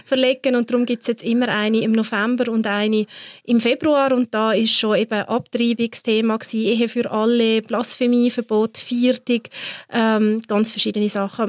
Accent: Switzerland

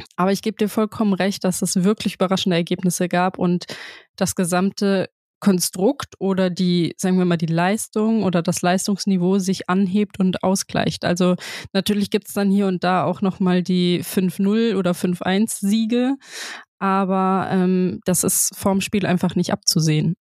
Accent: Frankfurt, Hesse, Germany; now in Bremen, Germany; Stadion am Brentano-Bad, natürlich hängt meine Heimat dran

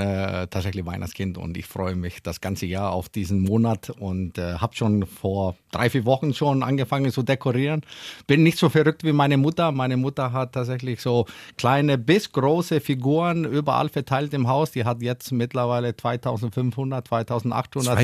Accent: Iceland; German is a second language; moved away as an adult; now in Hannover, Germany; Ich komme ja aus Island, da ja. haben wir nur drei Ampel, als ich aufgewachsen bin

